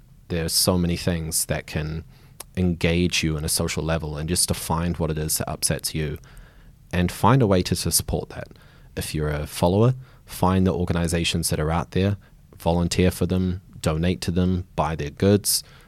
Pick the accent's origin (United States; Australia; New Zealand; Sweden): New Zealand; Nelson; I grew up in Nelson, so top of the South Island, small town, maybe 50,000 population.